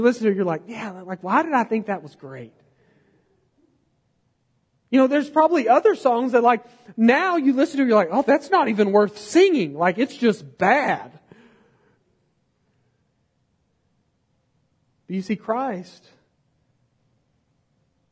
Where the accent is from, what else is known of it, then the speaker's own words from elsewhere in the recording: United States; I'm from Podunkville, USA